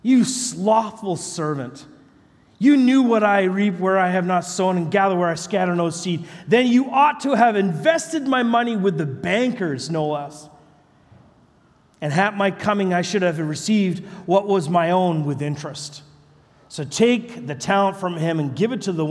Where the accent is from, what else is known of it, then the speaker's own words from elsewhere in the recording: British Columbia, Canada; I'm from British Columbia, Canada.